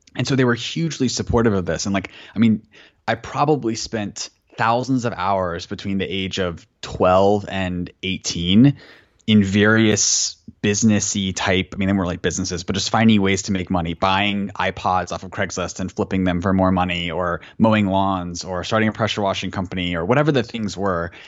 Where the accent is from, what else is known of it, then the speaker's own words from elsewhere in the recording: Florida, United States; also born or lived in Atlanta, Georgia; when I was really young, we moved from Atlanta, where my mom was a public school teacher, to Florida